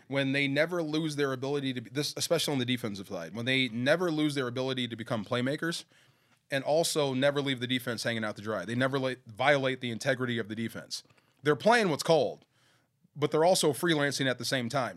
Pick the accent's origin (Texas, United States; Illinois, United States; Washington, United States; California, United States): California, United States; Bay Area; I grew up in the Bay Area